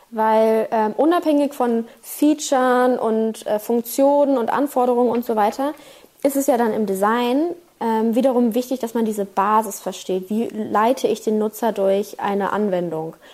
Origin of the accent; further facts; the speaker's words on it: Berlin, Germany; Ich bin ja aus Berlin